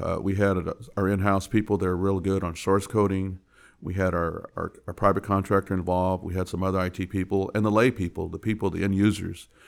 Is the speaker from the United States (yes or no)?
yes; San Antonio, Texas, United States; I was born and raised in San Antonio